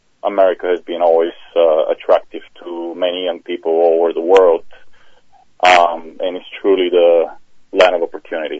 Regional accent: Bulgaria; moved away as an adult; now in United States; Originally born in Bulgaria, finished high school there, and then I decided to come over to the States and finish college

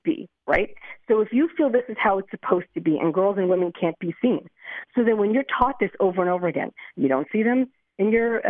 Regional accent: Lakewood, New Jersey, United States; now in Beit Shemesh, Israel; I grew up in Lakewood, New Jersey

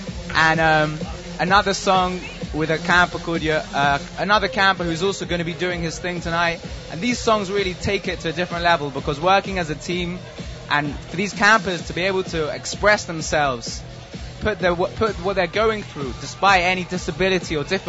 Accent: London, United Kingdom; From London, England.

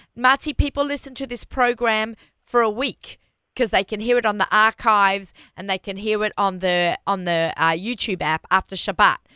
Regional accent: Australia; accent: Australian; moved away as an adult; now in New York, United States; I'm Australian

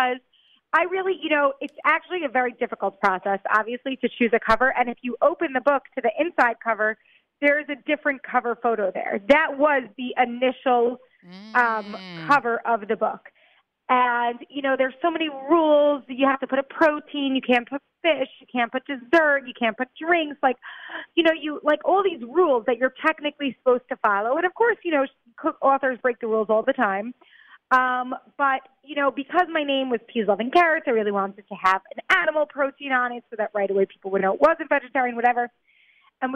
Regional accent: New York, United States; now in Israel; I grew up in New York. I moved to Israel.

